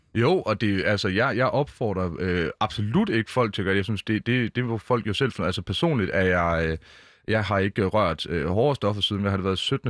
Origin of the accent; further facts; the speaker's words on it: Mårslet, Central Denmark Region, Denmark; now in Copenhagen, Denmark; i Morslet, hvor jeg voksede op